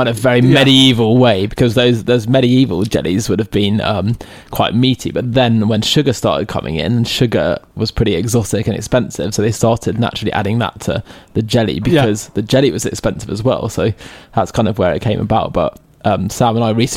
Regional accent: London, United Kingdom; I grew up in London

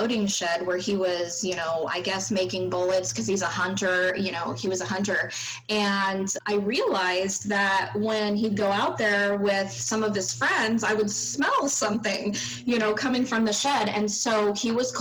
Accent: East Bay, Northern California, United States; also born or lived in Madison, Wisconsin; I grew up in Northern California in okay. the East Bay area

